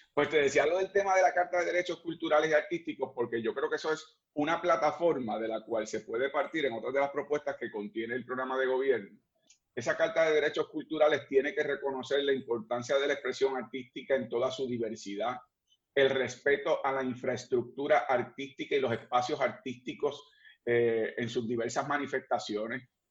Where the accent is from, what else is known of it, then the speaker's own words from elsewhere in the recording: Puerto Rico; nosotros los que somos puertorriqueños